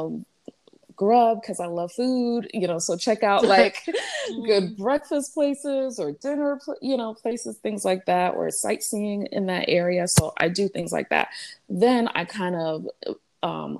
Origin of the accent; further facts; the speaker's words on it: New York City, New York, United States; also born or lived in Montreal, Canada; now in South Florida, United States; I'm originally from New York, Brooklyn, New York